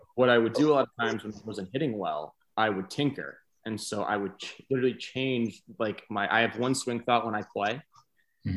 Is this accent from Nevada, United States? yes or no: no; New York, United States; moved away; also born or lived in Florida / South Carolina; I'm from New York. I went to high school in Florida.